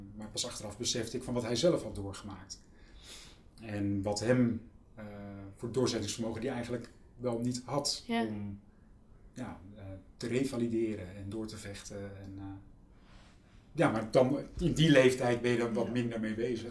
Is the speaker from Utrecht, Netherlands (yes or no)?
yes; Utrecht, Netherlands; het Kanaaleiland waar ik ben opgegroeid